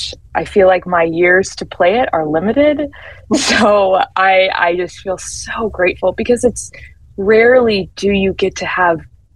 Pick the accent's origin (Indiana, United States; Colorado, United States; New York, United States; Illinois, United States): Indiana, United States; South Bend; also born or lived in Chicago; Yes, so I grew up in South Bend, Mishawaka area, and then went to Penn High School there, and then went to university for musical theater in Ohio